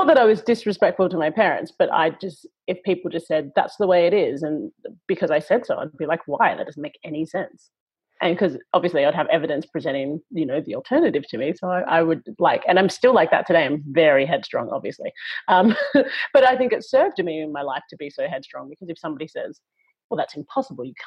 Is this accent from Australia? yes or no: yes; Perth, Western Australia, Australia; I grew up in Western Australia and went to a private girls' school